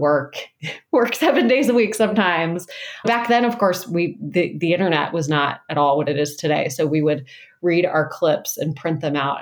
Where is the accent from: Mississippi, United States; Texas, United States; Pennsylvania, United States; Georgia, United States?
Georgia, United States; Atlanta; also born or lived in North Carolina / Washington, D.C.; now in Shaker Heights, United States; I grew up in Atlanta, Georgia, and North Carolina, but now I live in the great state of Ohio